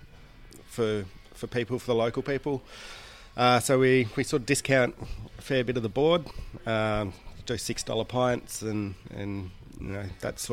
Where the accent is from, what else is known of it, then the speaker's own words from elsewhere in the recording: Newcastle, New South Wales, Australia; I grew up in Newcastle in New South Wales